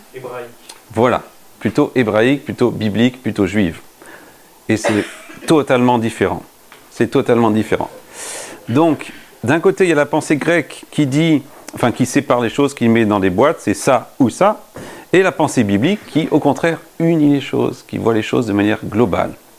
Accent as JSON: {"language": "French", "country": "France", "said": "Nous avons grandi, nous, quand je dis nous, c'est en tant que Français"}